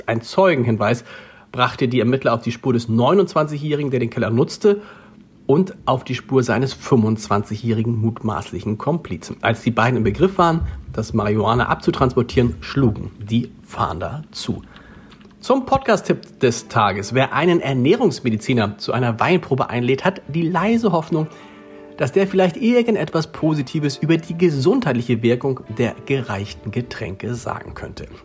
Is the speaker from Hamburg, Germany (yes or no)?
yes; Hamburg, Germany; das weiß man als Hamburger, auf den Tacho zu achten